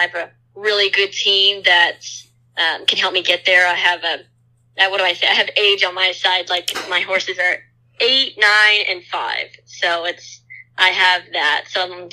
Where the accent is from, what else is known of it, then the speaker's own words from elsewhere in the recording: Corpus Christi, Texas, United States; I grew up in Corpus Christi, Texas. That's 45 minutes from the beach, so definitely South Texas